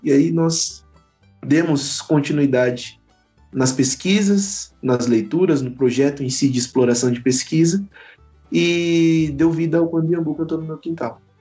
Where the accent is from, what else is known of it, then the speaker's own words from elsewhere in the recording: Itu, São Paulo, Brazil; now in Guarulhos, Brazil; Sou de Itu, interior de São Paulo, mas vivo e sobrevivo em Guarulhos